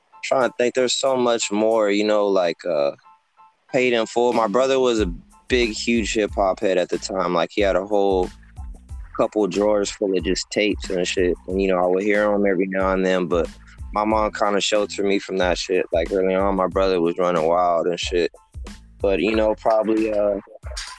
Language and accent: English; Oxnard, California, United States; also born or lived in Harbor City, California; I was born in Harbor City, California. But all my whole life, pretty much, you know, raised in Oxnard